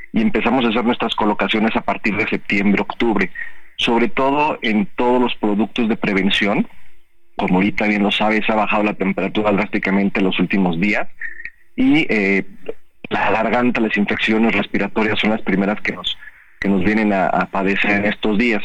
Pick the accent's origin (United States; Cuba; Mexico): Mexico; nosotros eh, como cultura mexicana